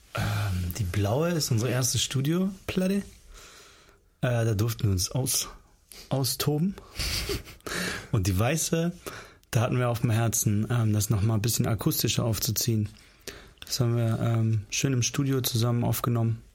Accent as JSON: {"language": "German", "region": "Northern Germany", "country": "Germany", "tie": "born or raised there", "also_born_or_lived": "Kyrgyzstan", "said": "Also die meiste Zeit sind wir eigentlich im Norden Deutschlands aufgewachsen. Ich war eins, als wir aus Kirgistan hergekommen sind."}